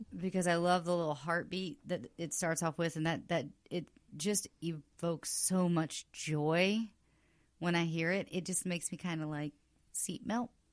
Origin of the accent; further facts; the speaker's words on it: the South, United States; now in Los Angeles, United States; I grew up in the South